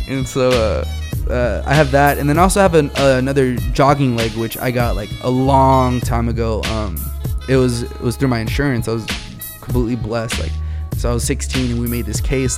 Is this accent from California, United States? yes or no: yes; Wilmington, California, United States; also born or lived in Boulder, Colorado; we're all from Wilmington.